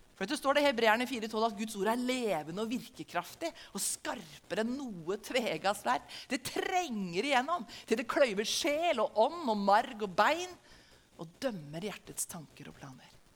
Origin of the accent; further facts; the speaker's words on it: Norway; Som en nordmann som lever i Norge i 2022